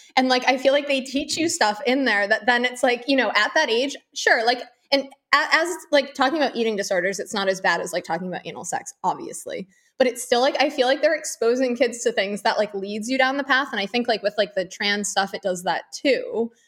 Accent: Northeast, United States; now in Florida, United States; I'm from a blue state originally, I'm from the Northeast.

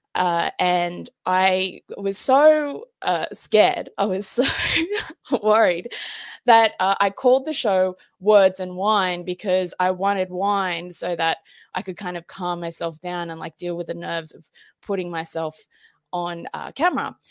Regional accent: Australia; I'm fucking Australian

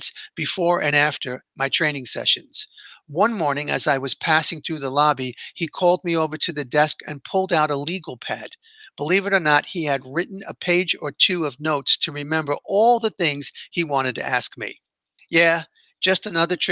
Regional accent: New York City, New York, United States; my hometown

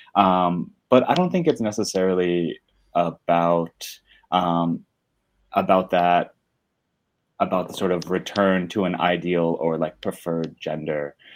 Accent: Northwest New Jersey, United States; moved away as an adult; now in Brooklyn, United States; I grew up in Northwest New Jersey, right next to Pennsylvania, in a super small town.

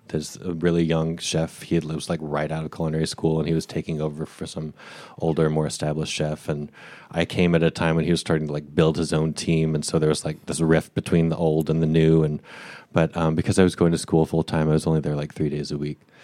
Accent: Boise, Idaho, United States; moved away as an adult; I grew up in Boise, Idaho, um, from where I was born through age eighteen when I left for college.

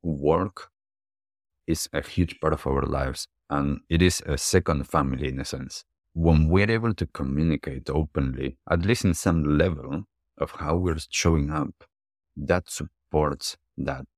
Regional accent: Argentina; also born or lived in United States / New York / Miami / California; now in New Zealand; from when I grew up in Argentina, as I lived in different places around the world, and now in New Zealand

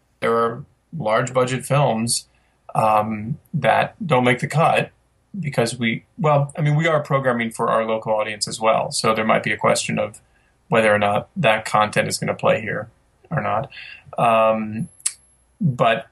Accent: Midwest, United States; I'm from the Midwest

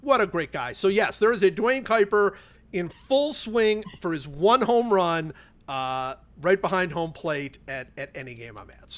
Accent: Cleveland, Ohio, United States; growing up in Cleveland

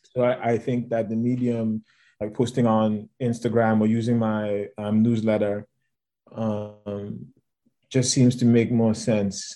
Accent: Lagos, Nigeria; moved away; I grew up in Lagos.

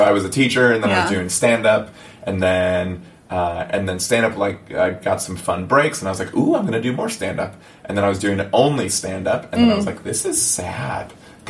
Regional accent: Illinois, United States; moved away as an adult; also born or lived in Puerto Rico / Colombia (family); now in Los Angeles, United States; We grew up in Puerto Rico and then Illinois.

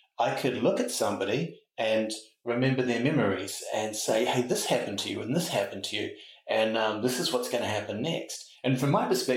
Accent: Auckland, New Zealand; Grew up in the North Shore of Auckland

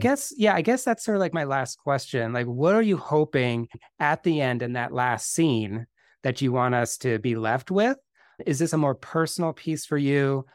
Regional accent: Bay Area, California, United States; I grew up in the Bay Area as well

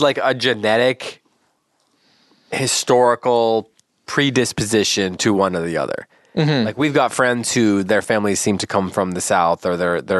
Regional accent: Canada; born there; also born or lived in Wisconsin / Idaho; Yeah, I was born in Canada. I lived in Wisconsin. I lived in Idaho.

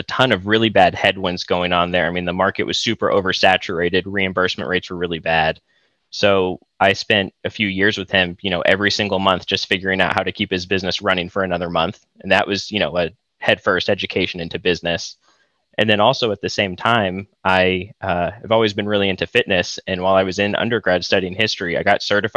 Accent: Austin, Texas, United States; moved away as an adult; now in Ann Arbor, United States; I'm from Austin, actually, originally

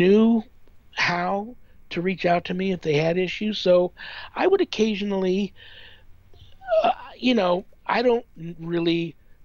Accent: Southern California, United States; moved away as an adult; now in Las Vegas, United States; I grew up in Southern California, near like a canyon

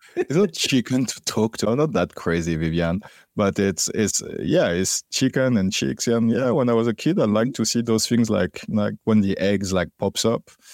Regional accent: Paris, Île-de-France, France; moved away; also born or lived in Martinique; I grew up in Paris, in the suburb of Paris

